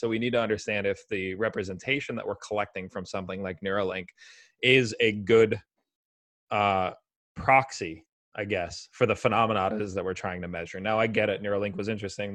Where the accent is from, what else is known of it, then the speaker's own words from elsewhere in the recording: United States; I'm an American